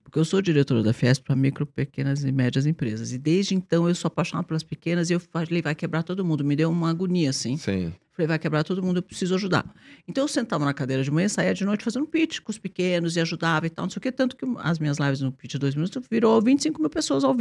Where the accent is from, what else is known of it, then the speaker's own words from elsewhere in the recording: Brazil; sou brasileiro